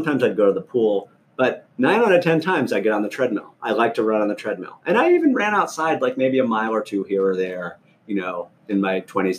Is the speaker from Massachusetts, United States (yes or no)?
yes; Fall River, Massachusetts, United States; now in Washington, D.C. area, United States; I grew up about 50 miles south of Boston in an old blue-collar mill town called Fall River, Massachusetts